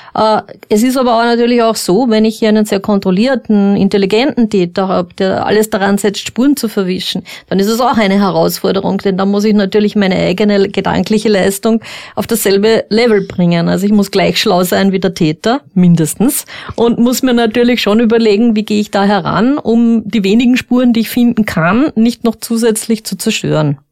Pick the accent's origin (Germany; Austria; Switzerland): Austria; Upper Austria; ich komme aus Oberösterreich